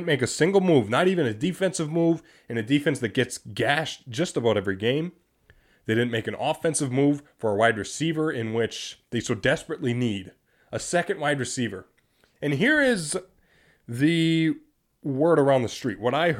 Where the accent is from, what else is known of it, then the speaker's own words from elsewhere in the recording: Green Bay, Wisconsin, United States; we're from Green Bay.